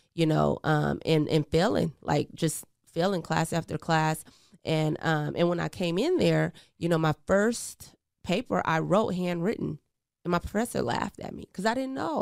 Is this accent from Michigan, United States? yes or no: no; Portland, Oregon, United States; also born or lived in Eugene, Oregon; I was actually born in Eugene, Oregon, but, um, I grew up in Portland, Oregon, Northeast